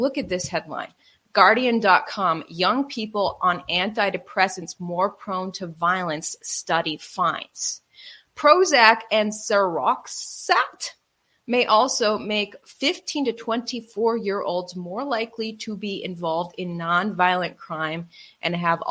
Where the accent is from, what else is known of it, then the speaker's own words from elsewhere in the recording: Wisconsin, United States; moved away; also born or lived in New York; I grew up in Wisconsin